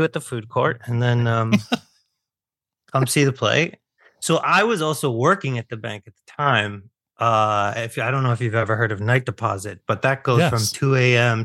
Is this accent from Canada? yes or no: yes; Oakville, Ontario, Canada; I was born and raised in Oakville, Ontario